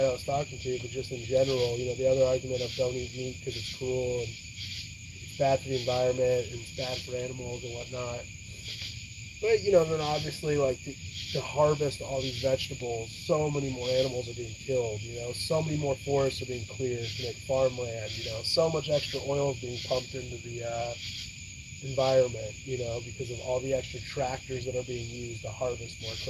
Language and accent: English; California, United States; moved away; I'm from California